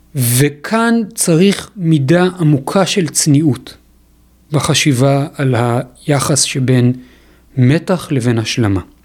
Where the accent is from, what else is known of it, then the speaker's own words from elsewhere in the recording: Israel; יש לנו כישראלים